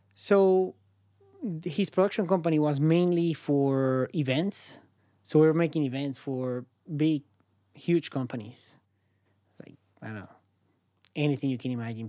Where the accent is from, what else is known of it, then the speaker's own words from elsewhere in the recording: Caracas, Capital District, Venezuela; English is a second language; moved away as an adult; now in San Francisco, United States; where I'm from, Caracas, I'm from Caracas, Venezuela